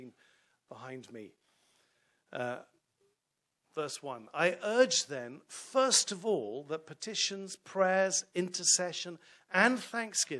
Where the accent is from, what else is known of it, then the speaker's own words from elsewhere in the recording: London, United Kingdom; now in York Region, Canada; I'm from London, England